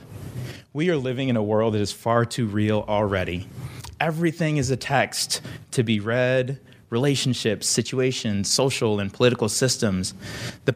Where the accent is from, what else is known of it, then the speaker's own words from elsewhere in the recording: Liberia; moved away; I am from Liberia, a fiercely independent and resilient little country off of the coast of West Africa.